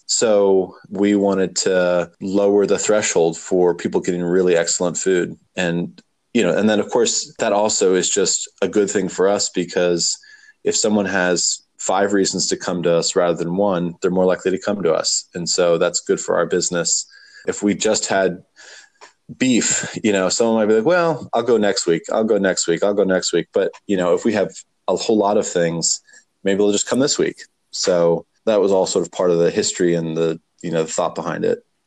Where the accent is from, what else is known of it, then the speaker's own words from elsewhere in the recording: Warrenton, Virginia, United States; also born or lived in Charlottesville; we moved back to my hometown